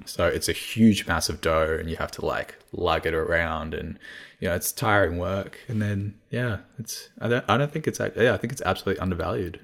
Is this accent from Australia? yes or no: yes; Melbourne, Victoria, Australia; first language Cantonese; English is a second language; growing up here